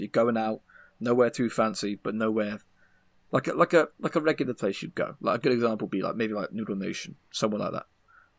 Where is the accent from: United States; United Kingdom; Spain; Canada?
United Kingdom; we're British, so we call fries chips because they're chips.